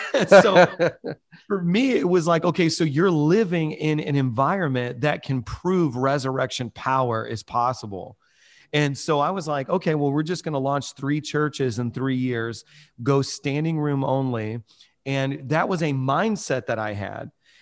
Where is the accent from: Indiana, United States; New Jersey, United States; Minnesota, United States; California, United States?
Indiana, United States; I'm originally from Chicago area, Northwest Indiana. And when I moved to New York City, all the pastors called New York City the graveyard of churches.